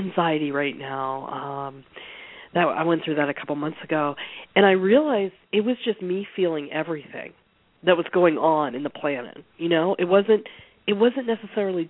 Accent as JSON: {"language": "English", "region": "Pennsylvania", "country": "United States", "tie": "born or raised there", "also_born_or_lived": "San Francisco / the Southeast", "moved": "as an adult", "said": "I grew up in Pennsylvania"}